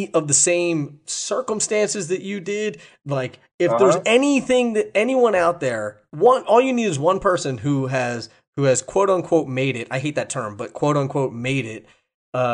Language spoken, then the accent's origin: English; East Coast, United States; I mean, I'm from the East Coast, so I've been all up there.